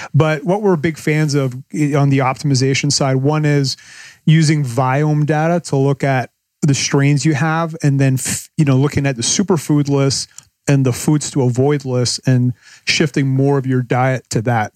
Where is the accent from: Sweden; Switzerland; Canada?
Canada; moved away as an adult; now in Panama; I'm, I'm from Canada